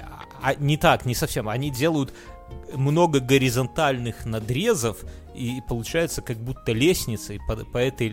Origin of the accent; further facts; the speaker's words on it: Belarus; мы белорусы все